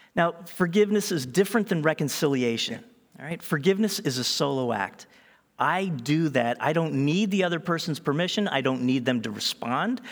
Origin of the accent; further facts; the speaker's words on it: Eastern Seaboard, East Coast, United States; I was born in America on the Eastern Seaboard.